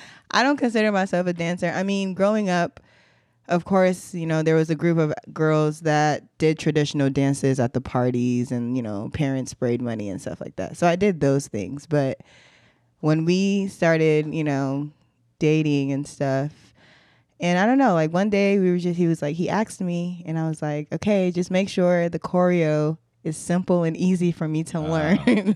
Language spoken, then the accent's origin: English; Nigeria; born there; moved away; I was born in Nigeria.